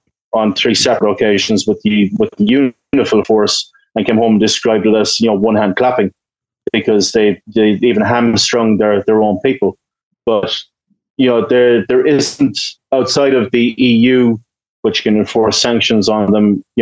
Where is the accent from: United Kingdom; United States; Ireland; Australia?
Ireland; I'm Irish, you know, we have a long history of peacekeeping and stuff like